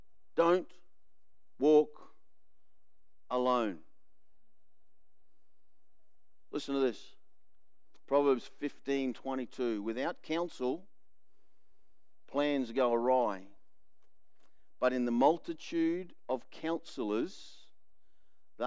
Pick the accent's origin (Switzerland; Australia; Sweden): Australia; I'm the Aussie male